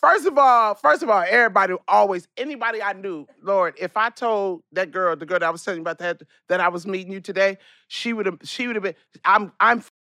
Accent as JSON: {"language": "English", "town": "Compton", "region": "California", "country": "United States", "tie": "born or raised there", "also_born_or_lived": "Memphis, Tennessee / Brooklyn, New York", "moved": "yes", "said": "I was born in Memphis, but raised in Linwood, Compton. Okay. I am a fucking, and then went to Brooklyn."}